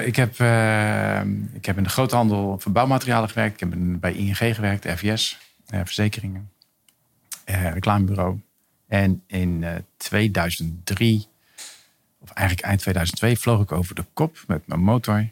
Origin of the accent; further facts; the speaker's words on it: Rotterdam, South Holland, Netherlands; Ik ben 66 geboren in Rotterdam